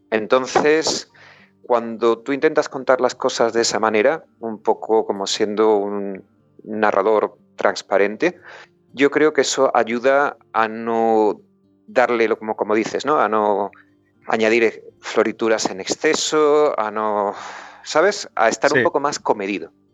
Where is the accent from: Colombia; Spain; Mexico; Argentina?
Spain; Huelva, Andalusia; moved away as an adult; also born or lived in Vigo; now in United Kingdom; Yo soy de Huelva